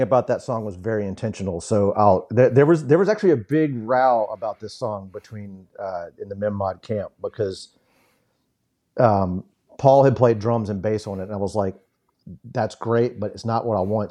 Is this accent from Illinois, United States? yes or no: no; Memphis, Tennessee, United States; growing up in Memphis